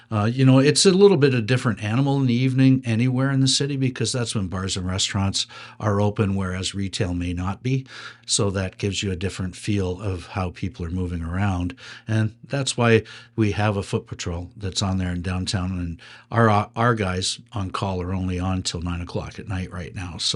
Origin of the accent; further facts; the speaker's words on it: Waterloo, Ontario, Canada; I come from the Waterloo region that has its own police force.